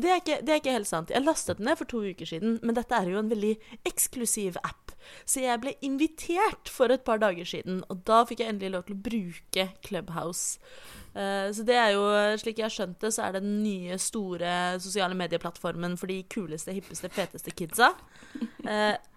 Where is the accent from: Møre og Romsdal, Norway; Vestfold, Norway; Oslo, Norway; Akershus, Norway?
Oslo, Norway; jeg er født og oppvokst i Oslo